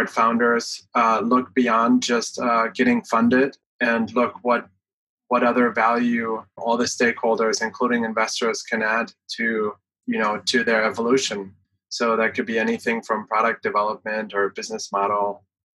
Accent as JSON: {"language": "English", "country": "Germany", "tie": "born or raised there", "moved": "as an adult", "lives_now": "United States", "said": "I came from Germany, lived half of my life there, and have been in the US for 15 years."}